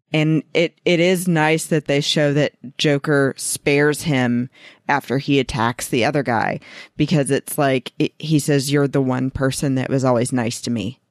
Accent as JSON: {"language": "English", "region": "Georgia", "country": "United States", "tie": "born or raised there", "said": "my home state of Georgia"}